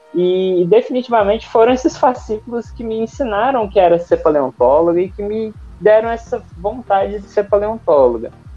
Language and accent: Portuguese; Uberlândia, Minas Gerais, Brazil; moved away as an adult; also born or lived in Rio de Janeiro / Rio Branco, Acre; now in Manaus, Brazil; sou de Berlândia, Minas Gerais